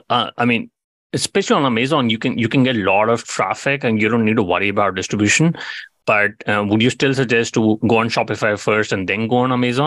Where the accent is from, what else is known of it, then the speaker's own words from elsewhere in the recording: India; you know, I'm Indian. I'd love to see a lot of manufacturing companies, you know, doing better over there.